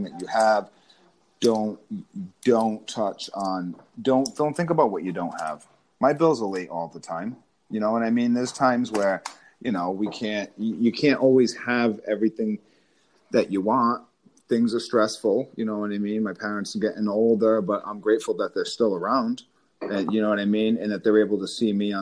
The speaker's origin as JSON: {"language": "English", "region": "Rhode Island", "country": "United States", "tie": "born or raised there", "also_born_or_lived": "Massachusetts", "said": "I grew up in Rhode Island and Massachusetts"}